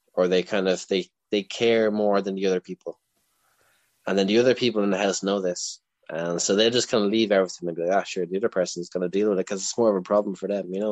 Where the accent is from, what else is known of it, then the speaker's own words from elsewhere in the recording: Leinster, Ireland; I'm from Leinster